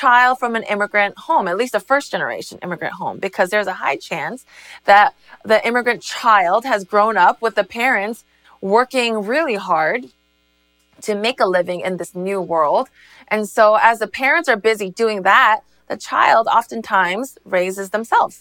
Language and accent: English; United States; also born or lived in South Korea / Northern New Jersey; I was born in South Korea, which is my motherland, but starting from the age of three, America became my homeland